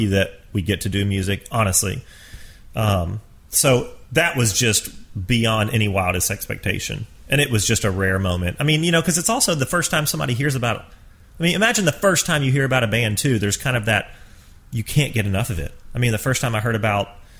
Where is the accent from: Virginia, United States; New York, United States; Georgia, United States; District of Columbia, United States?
Georgia, United States; I grew up in Georgia